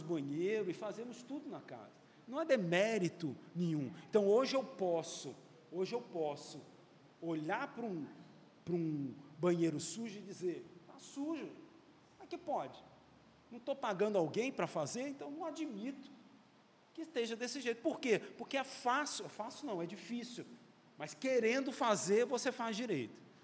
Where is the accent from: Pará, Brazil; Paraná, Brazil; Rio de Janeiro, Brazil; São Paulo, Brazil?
Rio de Janeiro, Brazil; eu nasci no Rio